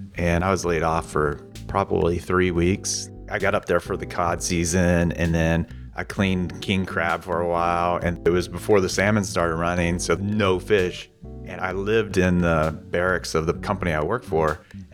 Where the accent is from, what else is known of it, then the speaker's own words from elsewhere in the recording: Kentucky and Northern Virginia, United States; now in Oregon, United States; I grew up in the East, Kentucky, and Northern Virginia, right outside of Washington, D.C.